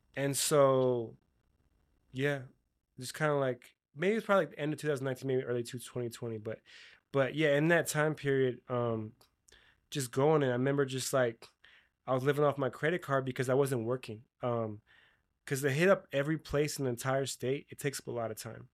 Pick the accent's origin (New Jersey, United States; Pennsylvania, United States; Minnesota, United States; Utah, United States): Utah, United States; I'm from Utah